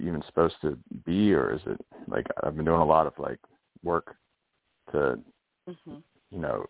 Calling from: Pennsylvania, United States; I'm in Pennsylvania.

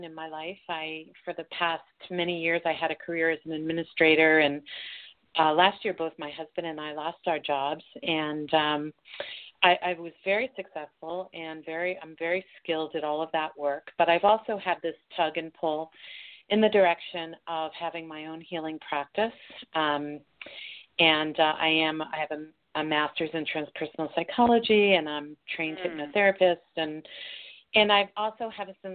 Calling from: Colorado, United States; I'm calling from Colorado

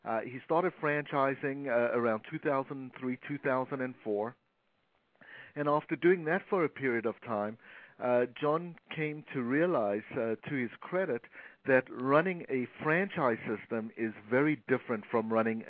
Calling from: Toronto, Ontario, Canada; I'm calling from Toronto, Canada.

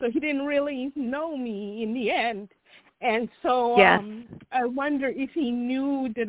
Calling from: Chicago, Illinois, United States; from Chicago.

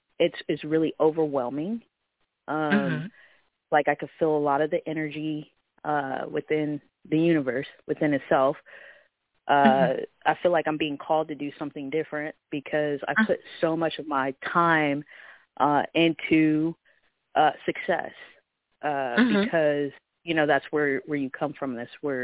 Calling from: Vancouver, Washington, United States; Vancouver, Washington, but the area code is Portland, Oregon.

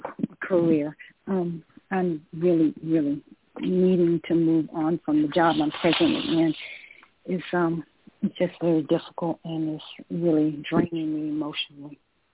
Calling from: Georgia, United States; I'm calling from Georgia.

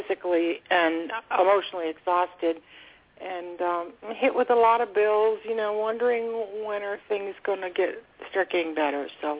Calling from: Florida, United States; I'm calling from Florida.

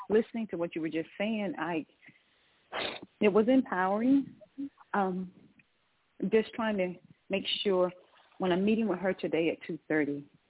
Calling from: Georgia, United States; calling from Georgia.

